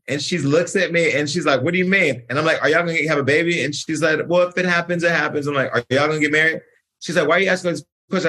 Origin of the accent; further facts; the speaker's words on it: California, United States; I'm from California